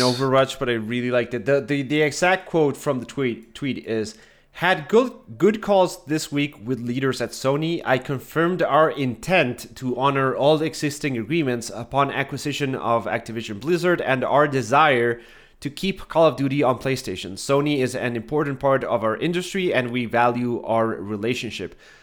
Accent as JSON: {"language": "English", "country": "Argentina", "said": "I'm from Argentina."}